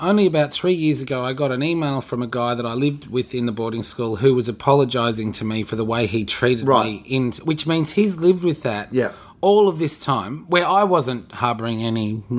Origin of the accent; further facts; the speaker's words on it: Canberra, Australian Capital Territory, Australia; moved away; also born or lived in Brisbane; I grew up on a property outside of Canberra. So I went to school in Canberra.